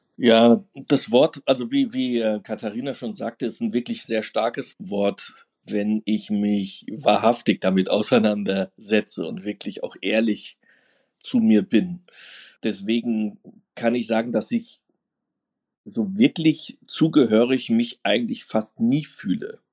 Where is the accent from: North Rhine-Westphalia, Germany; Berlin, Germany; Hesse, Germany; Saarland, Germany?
Hesse, Germany; Offenbach am Main; Ich bin in Offenbach groß geworden.